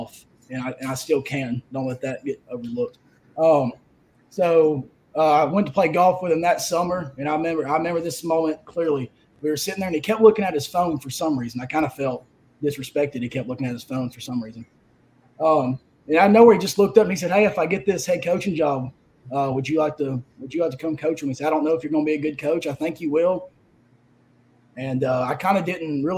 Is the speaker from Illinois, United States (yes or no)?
no; Huntsville, Alabama, United States; I'm from Huntsville, Alabama. I went to Buckhorn High School. Grew up a coach's kid.